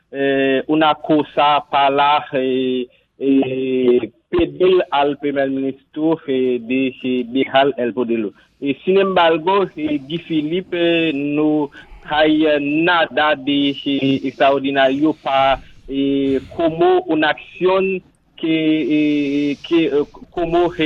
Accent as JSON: {"language": "Spanish", "country": "Haiti", "said": "soy de Haití ahora mismo"}